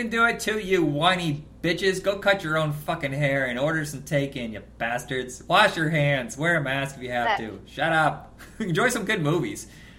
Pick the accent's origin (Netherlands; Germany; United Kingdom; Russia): Germany; English is a second language; I'm from another country. I'm from Germany.